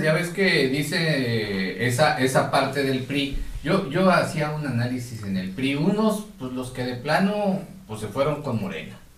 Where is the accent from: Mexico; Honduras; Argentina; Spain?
Mexico; esos ahorros que hemos tenido todos como mexicanos